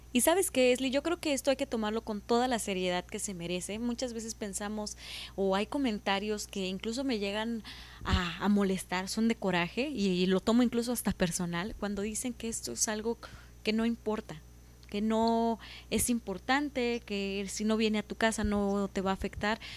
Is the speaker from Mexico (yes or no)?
yes; Veracruz, Mexico; Yo soy de, eh, del estado de Veracruz, de, de México.